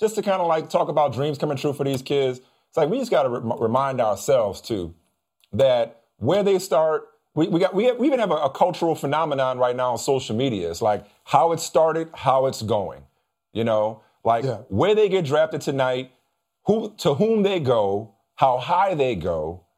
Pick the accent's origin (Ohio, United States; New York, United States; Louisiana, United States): Louisiana, United States; New Orleans; they came to my hometown